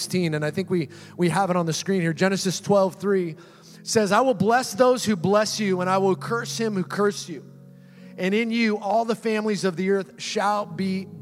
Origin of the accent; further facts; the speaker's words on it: Seattle, Washington, United States; also born or lived in Orange County, California; now in California, United States; I grew up in Seattle, Washington